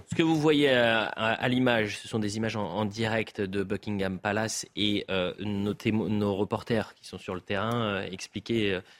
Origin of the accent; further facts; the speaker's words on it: France; chez nous, en France